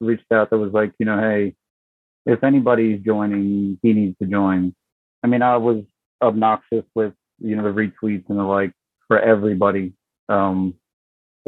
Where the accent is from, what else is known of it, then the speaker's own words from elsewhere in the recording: Baltimore, Maryland, United States; I'm from Baltimore. No, I'm like literally from the city.